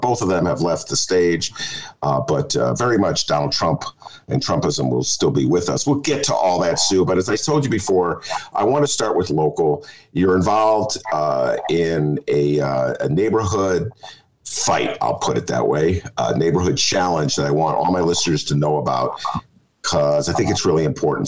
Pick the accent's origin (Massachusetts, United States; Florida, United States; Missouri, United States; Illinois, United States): Illinois, United States; Evanston; now in Chicago, United States; I grew up in Evanston. I lived at the Evanston YMCA